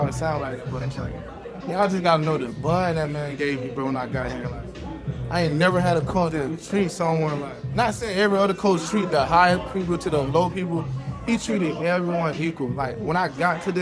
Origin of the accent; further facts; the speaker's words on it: Georgia, United States; moved away as an adult; also born or lived in Kansas; I'm from Georgia, going to my high school